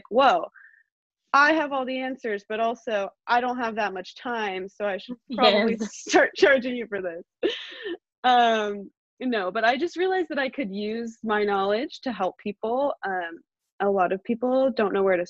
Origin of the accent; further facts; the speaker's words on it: San Ramon, California, United States; now in Walnut Creek, United States; I grew up in San Ramon, California